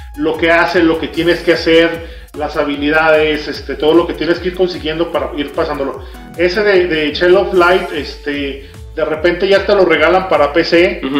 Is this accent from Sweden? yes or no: no; Mexico; como cultura mexicana